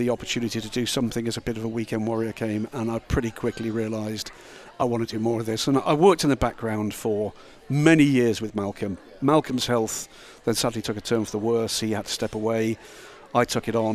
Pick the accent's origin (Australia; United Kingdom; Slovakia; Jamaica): United Kingdom; Epsom, South East England; my hometown for the Derby, the big horse race there. That's about a 10-minute walk from the house.